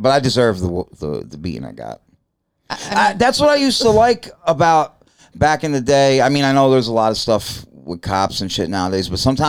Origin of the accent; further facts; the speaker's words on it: New York City, New York, United States; I'm from Brooklyn.